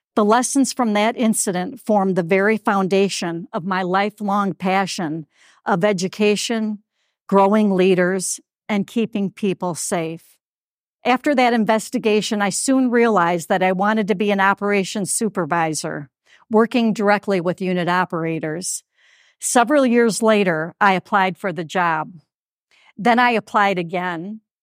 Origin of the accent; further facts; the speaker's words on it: Toledo, Ohio, United States; Sunoco's refinery in Toledo, Ohio, my hometown.